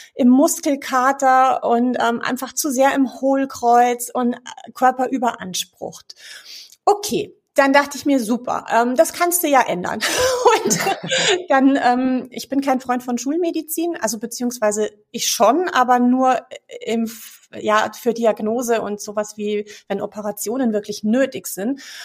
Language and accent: German; Munich, Bavaria, Germany; moved away as an adult; now in Cologne, Germany; ich bin gebürtig aus München, lebe aber seit 15 Jahren tatsächlich in Köln.